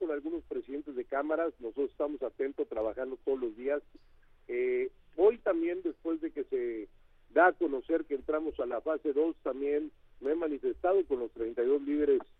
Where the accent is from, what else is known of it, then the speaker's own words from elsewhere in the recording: Mexico; todos somos mexicanos